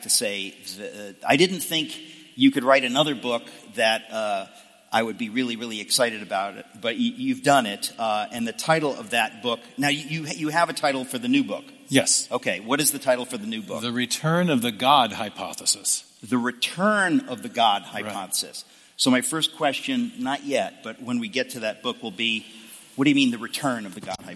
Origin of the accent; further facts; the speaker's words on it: Seattle, Washington, United States; moved away as an adult; also born or lived in Dallas; I grew up in the Northwest, uh, Seattle